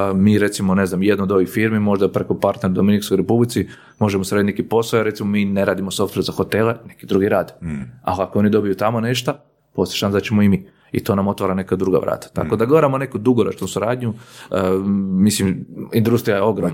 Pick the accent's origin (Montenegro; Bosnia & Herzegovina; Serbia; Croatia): Croatia; kod nas u Hrvatskoj